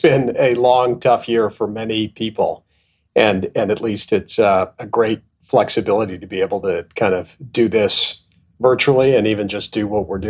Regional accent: Canada; moved away as an adult; also born or lived in Tanzania / England / Pakistan / London; But I was born in Tanzania, and then my family left when I was at about a year old, and I lived and grew up in Canada. And then I kind of went to school and college in England

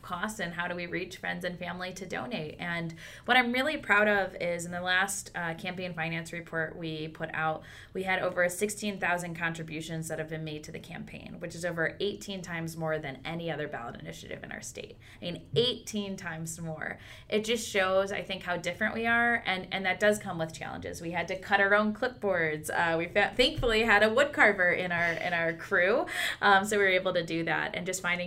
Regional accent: West Michigan, United States; I'm from the West Michigan part of the state

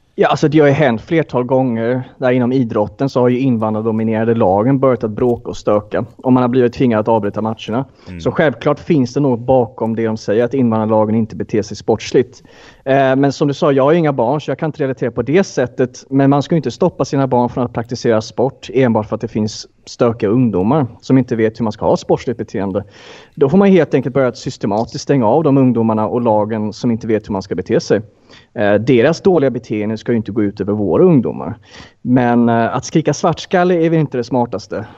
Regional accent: Sweden; jag är ju svensk

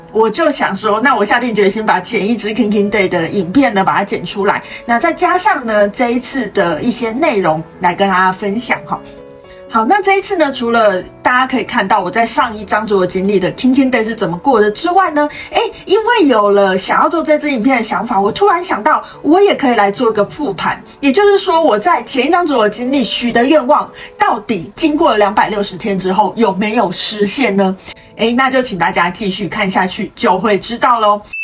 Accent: Kaohsiung, Taiwan; moved away; 因为我是高雄人嘛

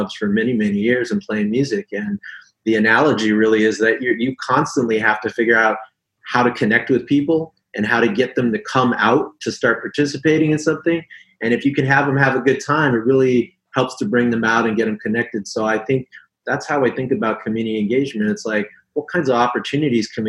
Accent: Hawaii, United States; Pretty much grew up here in Hawaii

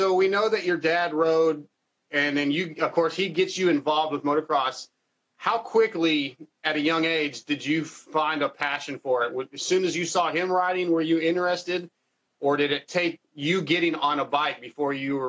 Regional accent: United States; I'm from America, so I only really know what it's like here.

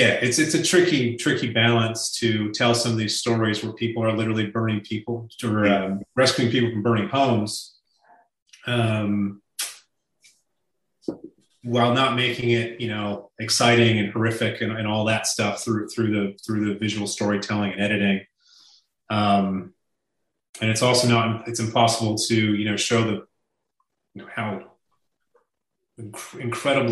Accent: California, United States; my home state of California

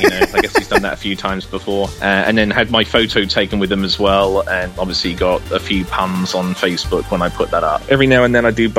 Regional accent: United Kingdom; now in United States; As you can probably tell from my accent, I'm from the UK. I'm the only one of my family that lives in the US

